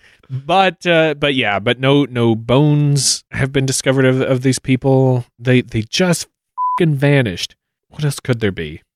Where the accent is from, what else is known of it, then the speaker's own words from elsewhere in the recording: United States; as an American growing up and hearing our public school education